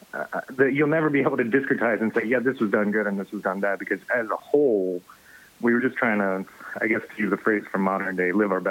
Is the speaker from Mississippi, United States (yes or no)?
yes; Clinton, Mississippi, United States; we grew up in Clinton, Mississippi